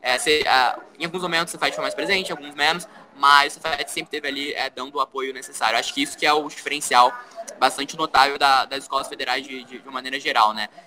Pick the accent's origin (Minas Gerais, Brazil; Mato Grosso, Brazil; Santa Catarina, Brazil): Minas Gerais, Brazil; eu vim de uma cidade do interior de Minas, então é, acabou, acabou que misturou tudo, a, a, a vivência de uma, numa metrópole